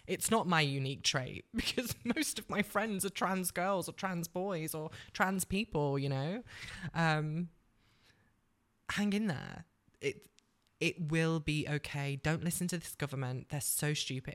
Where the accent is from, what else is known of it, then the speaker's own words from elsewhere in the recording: Cheshire, North West England, United Kingdom; moved away as an adult; also born or lived in London; I'm originally a northerner, so I grew up in Cheshire